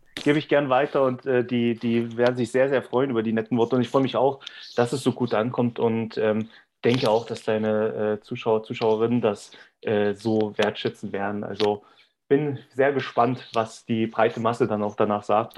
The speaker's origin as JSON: {"language": "German", "country": "Germany"}